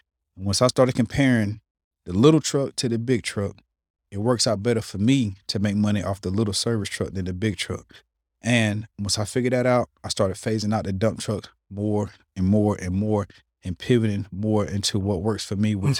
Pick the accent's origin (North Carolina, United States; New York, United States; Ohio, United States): North Carolina, United States; Smithfield; I'm from Smithfield.